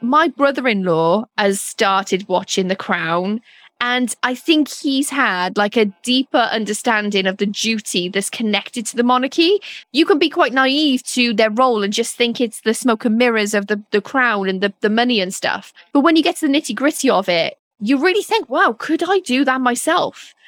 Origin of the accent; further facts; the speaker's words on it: Wales, United Kingdom; moved away; as a Welsh person